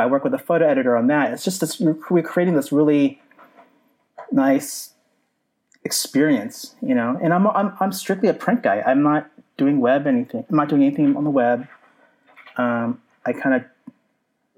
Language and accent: English; San Jose, California, United States; moved away as an adult; also born or lived in Orange County, California / Chicago / Portland, Oregon / Boston; I grew up in San Jose, California